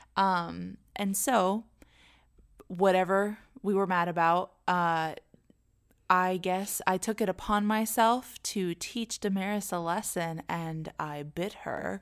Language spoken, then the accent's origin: English; Arlington, Virginia, United States; moved away as an adult; now in Orlando, United States; we're originally from Arlington, Northern Virginia. Virginia uh, we've lived right outside of DC our entire lives